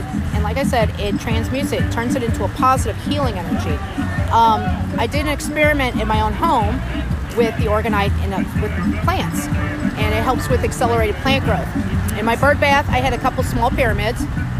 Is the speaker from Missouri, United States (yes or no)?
yes; Missouri, United States; I'm from Missouri.